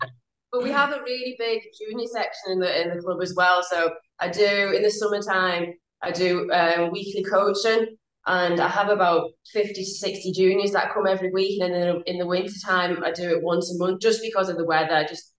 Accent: Germany; moved away as an adult; now in United Kingdom; I mean, because I grew up in Germany, I did my PGA training over in Germany and then joined the British PGA when I moved over here.

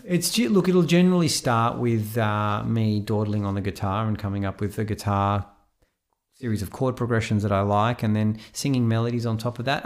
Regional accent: Sydney, New South Wales, Australia; also born or lived in Israel; now in Melbourne, Australia; Sydney, yeah, originally from Israel. I was born in Israel, and at the age of ten, uh, my family reloc-, relocated to Sydney

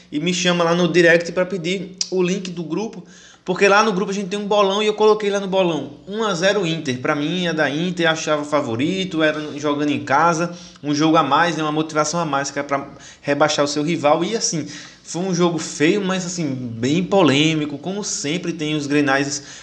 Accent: Northeast Region, Brazil; eu, como um bom nordestino que sou, embora não more mais no Nordeste, continuo torcendo para todos os times do Nordeste

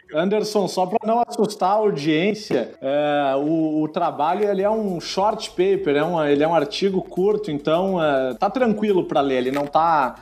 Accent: Rio Grande do Sul, Brazil; accent: gaúcho; o sotaque vai estar tá garantido aí

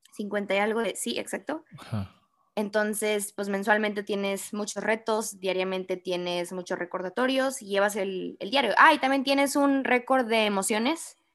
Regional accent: Monterrey, Nuevo León, Mexico; como buen regio, regio.

